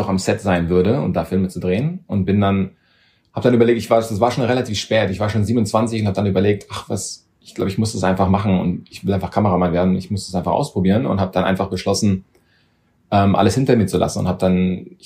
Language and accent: German; Germany; also born or lived in London; habe da, ich glaube, nur zwei oder drei Jahre gelebt, bin aber dann in Deutschland groß geworden und aufgewachsen